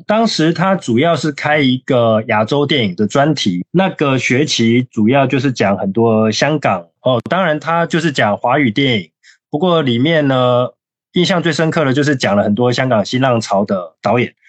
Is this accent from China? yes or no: no; Taiwan; moved away as an adult; also born or lived in Paris, France; 我是差不多在二零零九年的时候，呃，去，去法国念书。我是台湾人